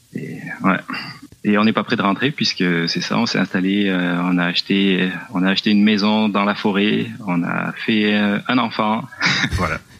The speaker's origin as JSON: {"language": "French", "region": "south-west France", "country": "France", "also_born_or_lived": "Laurentides, Quebec, Canada", "moved": "as an adult", "lives_now": "Quebec, Canada", "said": "Je viens du Sud-Ouest"}